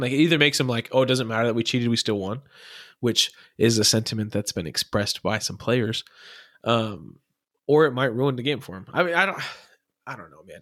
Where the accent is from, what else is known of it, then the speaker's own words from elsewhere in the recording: Arizona, United States; I'm from Arizona, so everyone's spring training is here